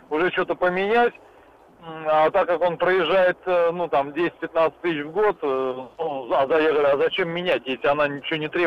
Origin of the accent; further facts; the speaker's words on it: Moscow, Russia; город Москва, 51 год.